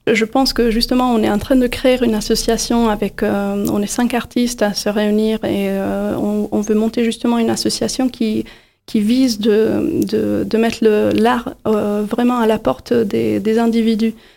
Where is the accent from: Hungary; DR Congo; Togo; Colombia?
Hungary; Budapest; moved away as an adult; now in Montpellier, France; Je suis née à Budapest également.